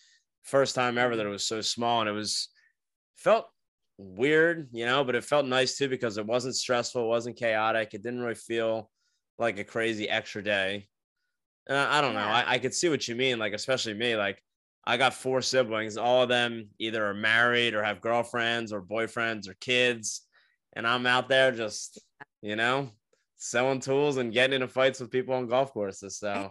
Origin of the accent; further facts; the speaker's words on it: New Jersey, United States; now in Florida, United States; I grew up in New Jersey where you have the cold weather and Christmas